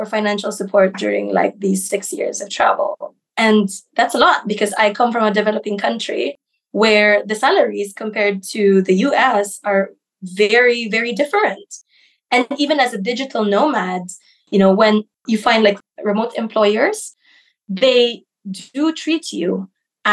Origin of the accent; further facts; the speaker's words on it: Philippines; moved away as an adult; now in Ukraine; I was born in the Philippines, so I grew up there. I studied there as well